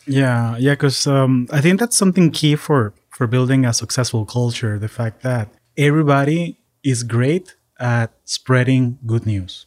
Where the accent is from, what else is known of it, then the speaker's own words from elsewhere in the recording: Caracas, Capital District, Venezuela; now in United States; I am originally from Caracas, Venezuela, and I've been calling the U S home for the last twenty years.